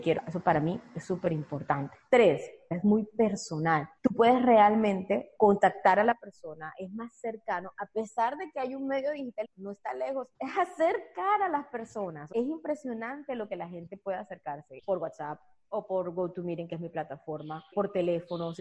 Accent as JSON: {"language": "Spanish", "town": "Barranquilla", "region": "Atlántico", "country": "Colombia", "said": "todos mis clientes de Barranquilla, que es de donde soy"}